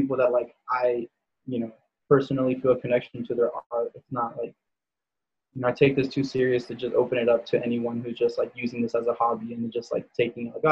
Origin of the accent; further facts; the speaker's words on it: Pomona, California, United States; now in Glen Avon, United States; I'm from Pomona